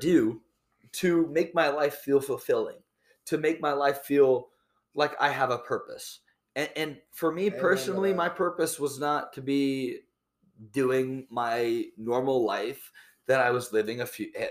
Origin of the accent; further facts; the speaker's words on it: Iowa, United States; I was born and raised in Iowa